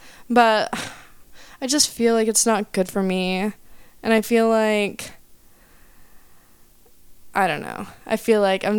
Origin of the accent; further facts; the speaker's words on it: Oklahoma, United States; I'm from Oklahoma and we have $5 wine there.